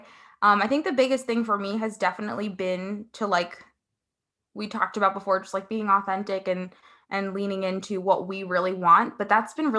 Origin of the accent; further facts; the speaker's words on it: Paraguay; now in United States; I was born in Paraguay in South America